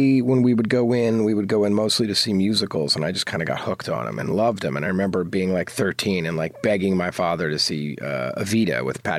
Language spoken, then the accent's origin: English; New Providence, New Jersey, United States; New Providence, New Jersey. It's actually where Win Win is set.